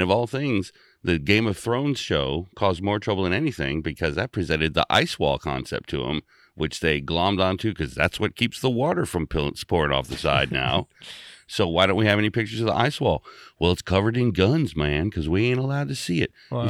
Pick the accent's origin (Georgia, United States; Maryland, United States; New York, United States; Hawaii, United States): Hawaii, United States; born there; I was born in Tripler Hospital and off of Schofield Barracks. So I am native.